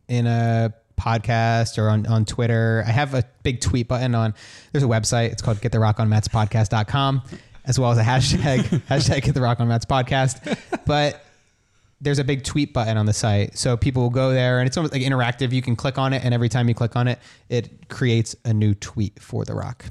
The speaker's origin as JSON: {"language": "English", "region": "New Jersey", "country": "United States", "tie": "born or raised there", "said": "in Jersey where I grew up, like, in a small town"}